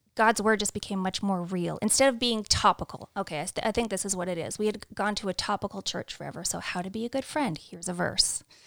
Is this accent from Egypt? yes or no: no; Canada; moved away; also born or lived in Saskatchewan / London, Ontario; we're both born and raised in Canada